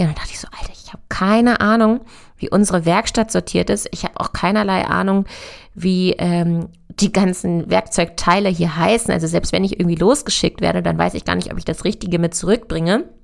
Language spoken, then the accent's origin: German; Hanover, Lower Saxony, Germany; Ich komme aus Hannover und bin auf einem konventionellen Ackerbaubetrieb groß geworden.